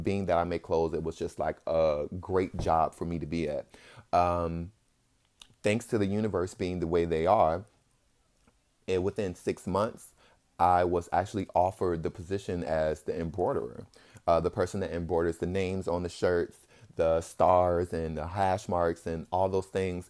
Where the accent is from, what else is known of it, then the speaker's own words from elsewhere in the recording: Richmond, Virginia, United States; moved away as an adult; now in Santa Ana, United States; I am from Richmond, Virginia, and I moved to Santa Ana, California.